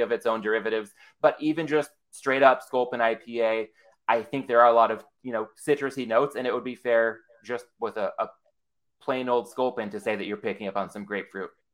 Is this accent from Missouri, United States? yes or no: no; San Diego, California, United States; I'm from San Diego where Ballast Point is